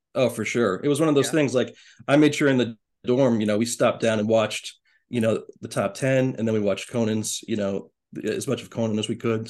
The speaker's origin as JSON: {"language": "English", "town": "Erie", "region": "Pennsylvania", "country": "United States", "said": "I said I was from Erie, Pennsylvania"}